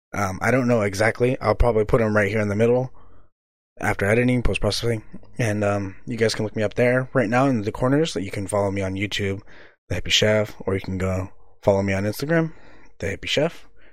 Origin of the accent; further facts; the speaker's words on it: Visalia, California, United States; moved away as an adult; also born or lived in Reedley, California; now in Seaside, United States; Where I'm from originally, I'm actually from Visalia, California, in the valley, somewhere close in the mid valley, you know, close to Fresno